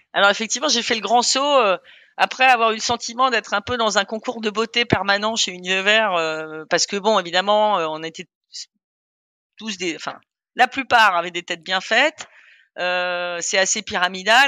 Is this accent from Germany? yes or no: yes; Germany; also born or lived in Austria; now in France; je suis né en Allemagne de mère autrichienne et j'ai grandi en fait entre l'Allemagne et l'Autriche.